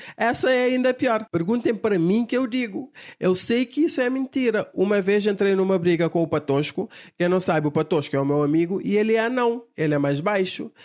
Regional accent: Cape Verde; todos os cabo-verdianos eram portugueses, porque até então pertencíamos a Portugal

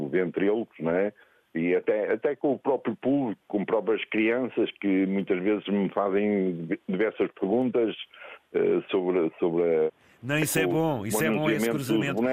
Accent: Porto, Norte, Portugal; nasci aqui no Porto, sou tripeiro.

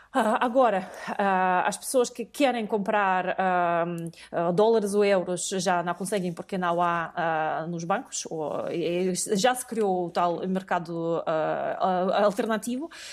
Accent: Russia; moved away as an adult; now in Portugal; nasci na União Soviética, depois passei a viver na Federação Russa.

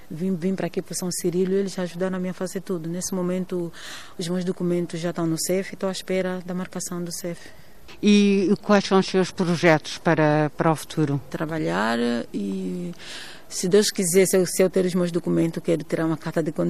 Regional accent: Luanda, Luanda Province, Angola; moved away as an adult; now in Porto, Portugal; Eu sou mesmo da capital de, de Luanda. Eu vim para a cidade do Porto

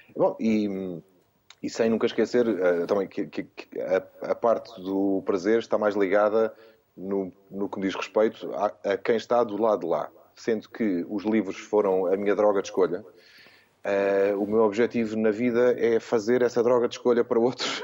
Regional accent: Portugal; sendo português

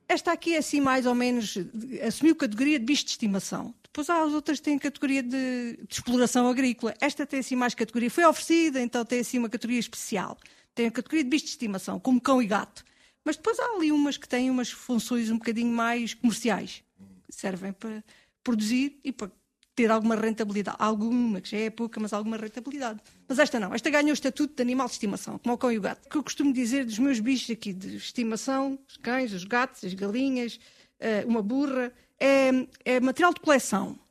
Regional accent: Castelo de Vide and Marvão, Alentejo, Portugal; Eu conhecia os meus, da região de Castelvido e Marvão, que é onde cresci

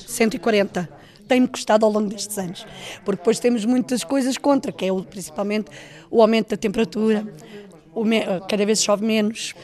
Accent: Lavacolhos, Centro, Portugal; sou de Lavacóis, do Conselho do Fundão.

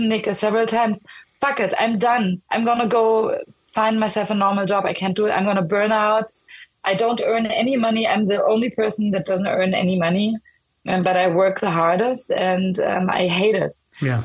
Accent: Berlin, Germany; now in Stockholm, Sweden; I'm like born and raised in Berlin.

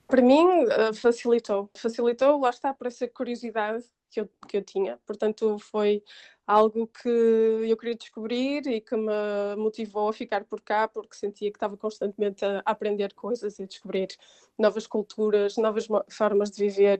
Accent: Porto, Norte, Portugal; moved away as an adult; now in England, United Kingdom; eu sou do Porto

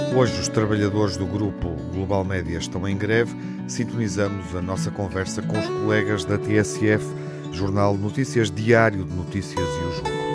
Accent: Porto, Norte, Portugal; crescendo no Porto

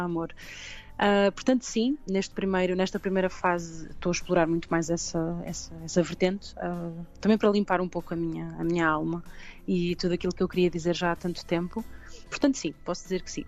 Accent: Pombal, Centro, Portugal; also born or lived in London; comecei muito cedo em Pombal, uh, de onde eu sou

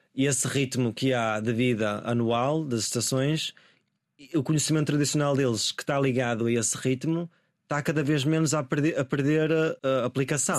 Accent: Guimarães, Norte, Portugal; moved away as an adult; also born or lived in London; a cidade seja um lugar onde eu sinto que pertenço uh, onde cresci e tudo

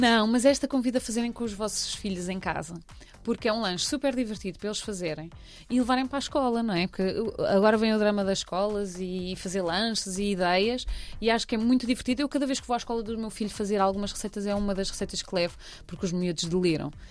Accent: Cascais, Lisbon, Portugal; Eu trago as areias de Cascais, que eu sou de Cascais

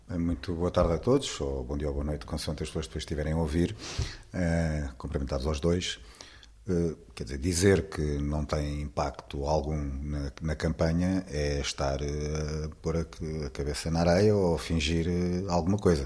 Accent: Portugal; como portugueses

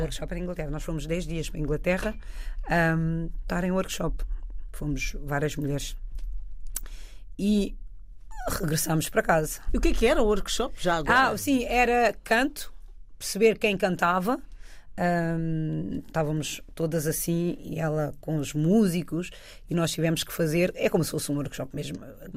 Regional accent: Oeiras, Lisbon, Portugal; also born or lived in France; Eu sou muito grata por ter nascido onde eu nasci, ter crescido, porque os valores que eu carrego até hoje vêm do bairro.

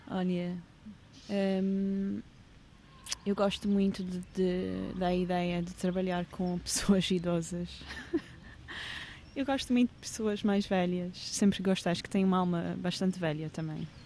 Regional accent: England, United Kingdom; É um documentário de arquivos que tem a ver com o momento em que eu cresci na Inglaterra nos anos 90

